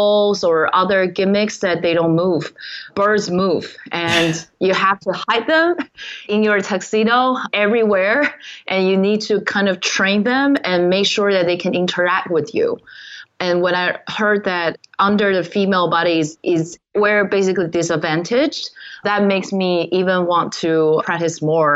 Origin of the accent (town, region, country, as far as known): Taiwan; moved away